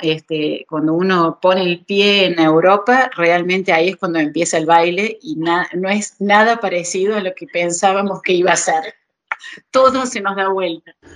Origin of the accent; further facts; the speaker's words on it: Argentina; moved away as an adult; yo hace eh, dos meses más que salí de Argentina eh, quedó la mitad de mi familia allá